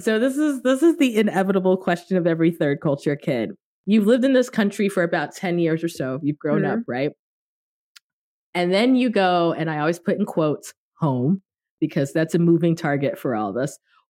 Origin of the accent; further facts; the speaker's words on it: Richmond, Virginia, United States; also born or lived in Washington, D.C.; And I was too lazy to say Richmond, Virginia, because if you're not American, Yeah. It doesn't mean anything to you. So I would say where I was born, which is D.C., Washington, D.C.